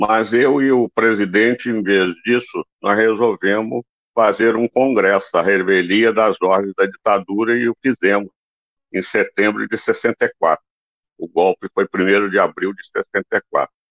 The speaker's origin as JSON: {"language": "Portuguese", "town": "Vitória", "region": "Espírito Santo", "country": "Brazil", "said": "Eu sou capixaba, né? É, Vitória, Espírito Santo."}